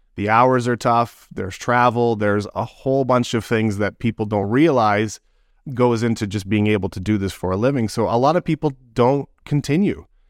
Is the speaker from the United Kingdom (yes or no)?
no; Toronto, Ontario, Canada; I was born in Scarborough. I, I grew up in Toronto.